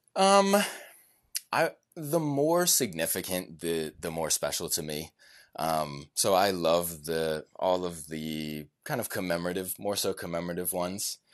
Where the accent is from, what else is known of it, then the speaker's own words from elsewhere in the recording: Richmond, Virginia, United States; my hometown of Richmond, Virginia